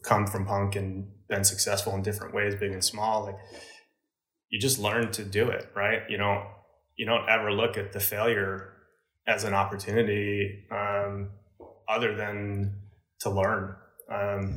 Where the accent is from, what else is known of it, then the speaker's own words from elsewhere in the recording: New Jersey, United States; where I grew up in New Jersey. It was pretty suburban